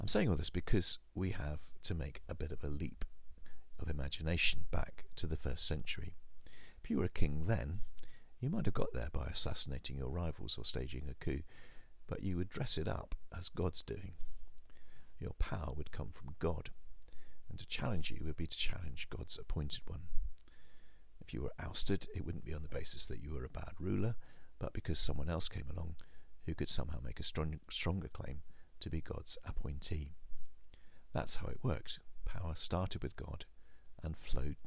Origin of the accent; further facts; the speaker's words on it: England, United Kingdom; also born or lived in Okehampton; because we're English